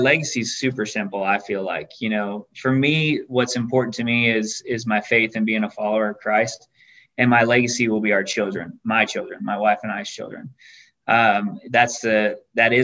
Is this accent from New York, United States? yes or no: no; Glendale, Arizona, United States; I grew up in Glendale, Arizona